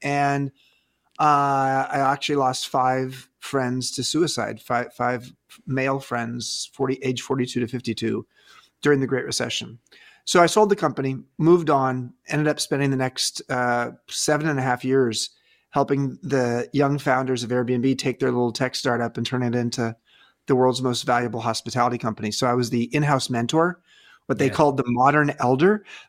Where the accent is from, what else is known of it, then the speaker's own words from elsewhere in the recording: California, United States; Yeah, so I grew up in Southern California, and I went up north to college at Stanford